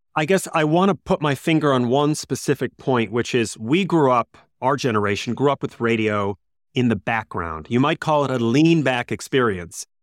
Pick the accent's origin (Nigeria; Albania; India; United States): United States; growing up in the States